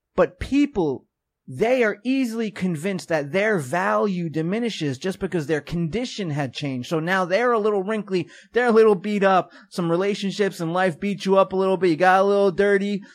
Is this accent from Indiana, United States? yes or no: no; New York, United States; I'm twenty, I'm from New York